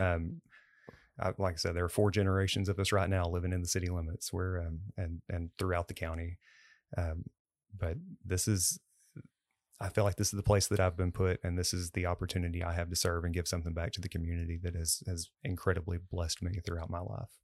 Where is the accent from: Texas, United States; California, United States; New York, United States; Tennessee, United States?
Texas, United States; Cleburne; I grew up in Cleburne